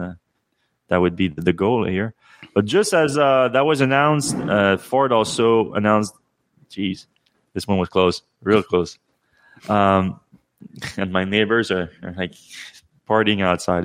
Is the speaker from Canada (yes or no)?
yes; Canada; me being Canadian